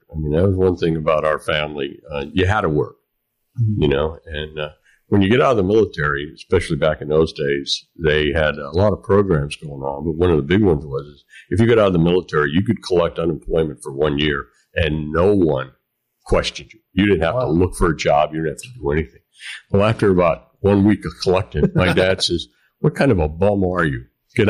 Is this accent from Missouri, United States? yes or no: no; Kentucky, United States; born there; I was born in Kentucky. I was. My father was in the military. So we traveled a lot.